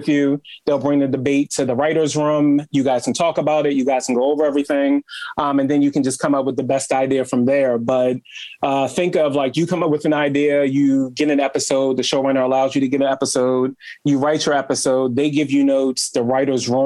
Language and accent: English; Baltimore, Maryland, United States; Growing up in Baltimore was great. I grew up with a single mom